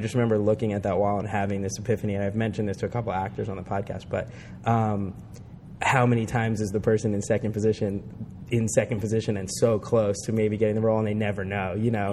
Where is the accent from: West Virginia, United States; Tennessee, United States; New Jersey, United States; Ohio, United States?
New Jersey, United States; I'm from Jersey